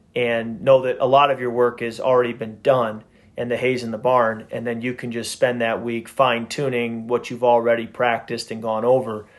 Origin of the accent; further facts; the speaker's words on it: Midwest, United States; I grew up in the Midwest